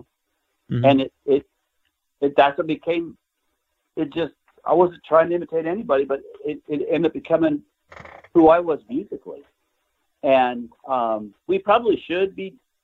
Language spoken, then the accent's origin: English; Nebraska, United States; I grew up in Nebraska in a farm town